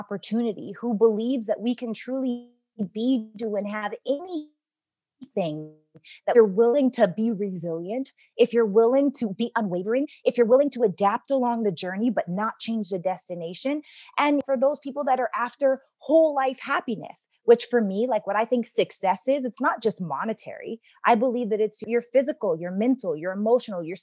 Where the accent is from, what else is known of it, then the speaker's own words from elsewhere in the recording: Regina, Saskatchewan, Canada; I'm from Regina, Saskatchewan, Canada